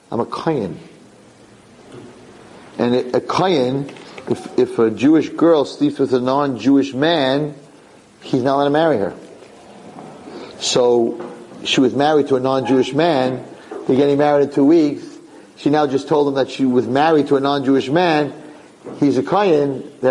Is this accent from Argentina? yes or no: yes; Argentina; we divorced in Argentina in a civil court. I was living, I, came, I come from Argentina.